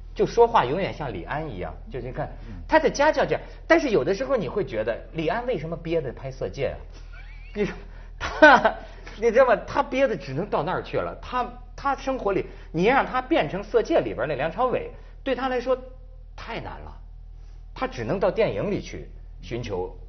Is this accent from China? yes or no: yes; China; 作为一个大陆人